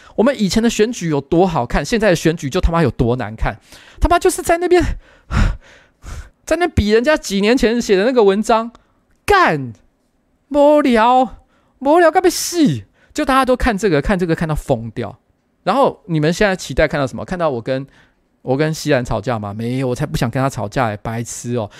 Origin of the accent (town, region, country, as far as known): Taiwan